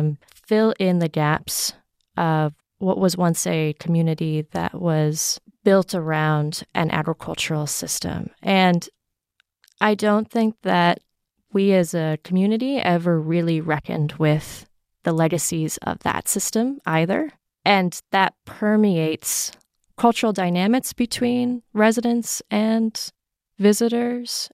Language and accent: English; Hawaii Island, United States; I was born on Hawaii Island or the Big Island